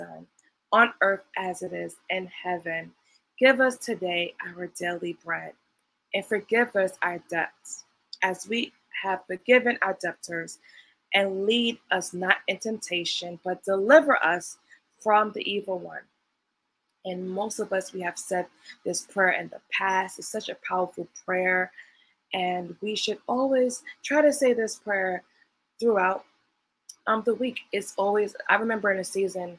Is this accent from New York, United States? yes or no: yes; New York City, New York, United States; I'm from Brooklyn, New York